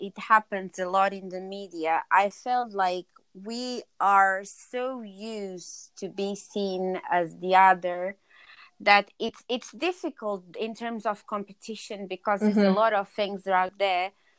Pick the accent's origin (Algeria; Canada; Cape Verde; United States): Cape Verde; now in London, United Kingdom; like, for us that we are originally from Cape Verde, so we are Black Portuguese.